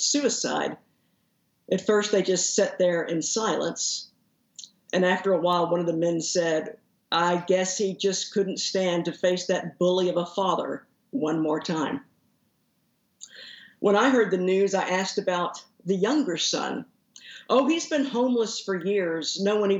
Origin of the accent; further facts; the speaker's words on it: Haltom City, Texas, United States; I usually say that I grew up in Fort Worth, but actually I grew up in Haltom City, which is the suburb that's right to the northeast of Fort Worth